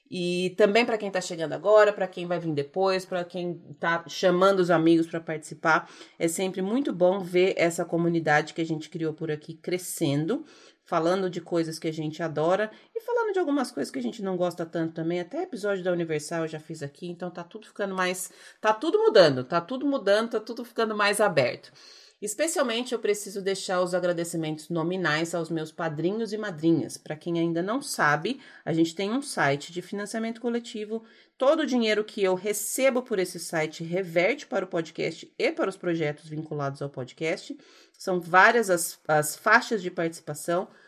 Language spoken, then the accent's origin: Portuguese; Brazil; moved away; minha vida aqui como brasileira sofredora imigrante